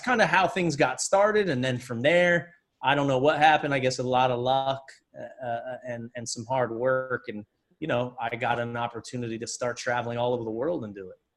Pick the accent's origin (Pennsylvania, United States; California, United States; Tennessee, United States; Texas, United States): Pennsylvania, United States; Reading; I grew up in Reading, Pennsylvania.